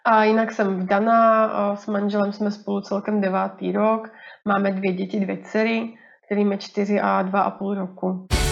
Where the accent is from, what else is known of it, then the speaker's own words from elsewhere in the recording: Rýmařov, Moravian-Silesian Region, Czechia; moved away as an adult; also born or lived in Brno; now in Plzeň, Czech Republic; pocházím původně z Moravy z takového maličkého městečka na Moravě, Rýmařov